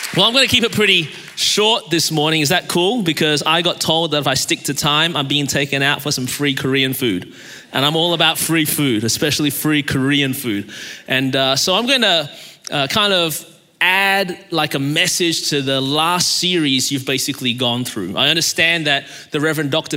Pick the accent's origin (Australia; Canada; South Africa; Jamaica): Australia; Melbourne, Victoria; now in Anderson, United States; I was born in Melbourne, Australia, and that's the reason my voice is this way